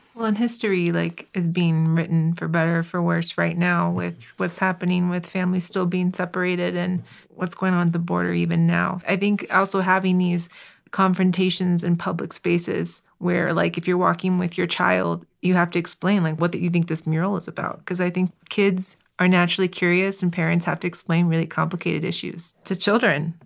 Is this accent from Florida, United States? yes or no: yes; Miami, Florida, United States; I'm from Miami. Uh, my, my parents are Cuban immigrants